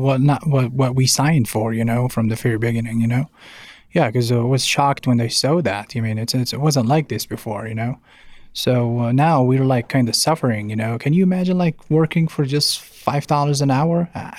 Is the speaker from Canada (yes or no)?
no; Libya; now in Denver, United States; I'm from Libya originally, and I'm a Uber driver.